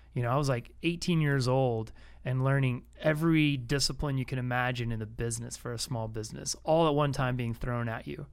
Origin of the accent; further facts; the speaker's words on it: Austin, Texas, United States; growing up as a kid in Austin, you know, in the, uh, early eighties